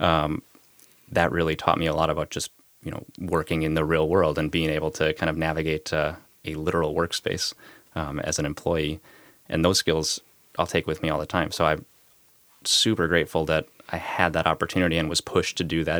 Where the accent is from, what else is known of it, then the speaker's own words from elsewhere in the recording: Minnesota, United States; moved away as an adult; also born or lived in Tacoma, Washington; now in Boston, United States; growing up in Minnesota